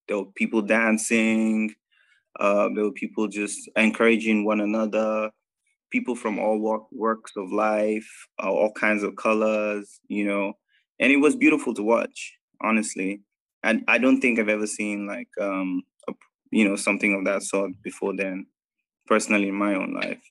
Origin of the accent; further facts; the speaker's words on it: Nigeria; moved away; I'm a Nigerian Indian. Uh, grew up in Nigeria most of my life.